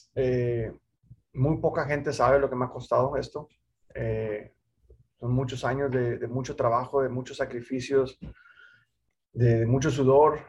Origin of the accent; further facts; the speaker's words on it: Mexico; el único piloto mexicano latino